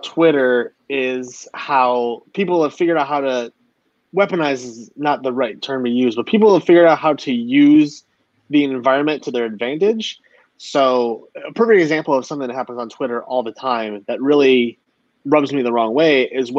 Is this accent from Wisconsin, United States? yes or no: yes; Wisconsin, United States; moved away; I moved away from Wisconsin